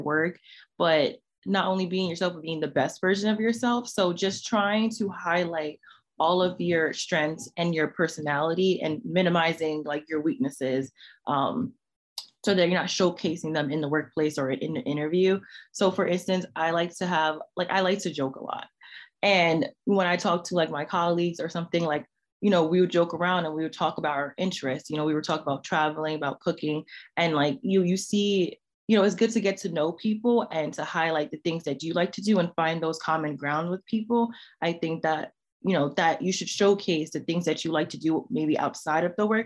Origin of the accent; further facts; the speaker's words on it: New York City, New York, United States; I'm from New York City